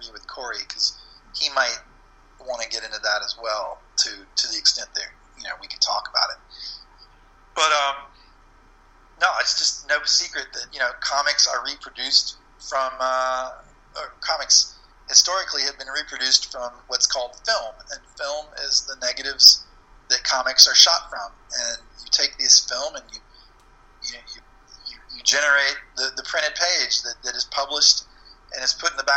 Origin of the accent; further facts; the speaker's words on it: Florida, United States; the comic book store in my town where I grew up in Florida didn't have them